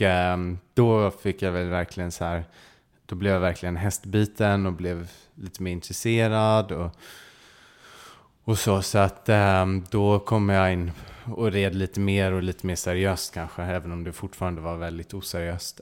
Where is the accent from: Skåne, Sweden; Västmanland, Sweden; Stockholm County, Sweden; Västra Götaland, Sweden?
Stockholm County, Sweden; Stockholm; moved away as an adult; now in England; jag växte upp inne i Stockholm